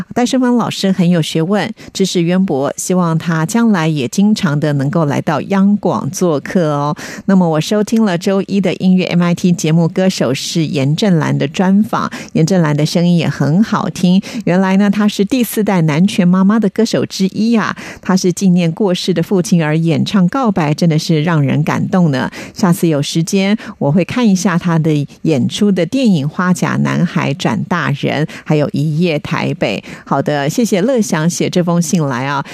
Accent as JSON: {"language": "Chinese", "country": "Taiwan", "said": "我们台湾人"}